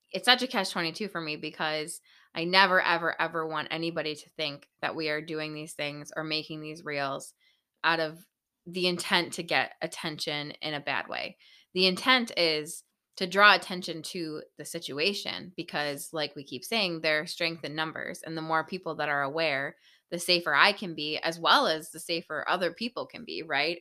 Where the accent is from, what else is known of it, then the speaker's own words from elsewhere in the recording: Buffalo, New York, United States; we're from Buffalo, New York